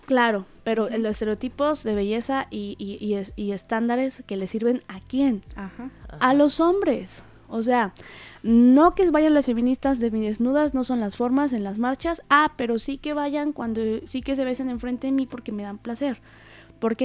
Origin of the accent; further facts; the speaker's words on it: Huauchinango, Puebla, Mexico; yo soy originaria de un pueblito, la sierra norte de Puebla, se llama Chinango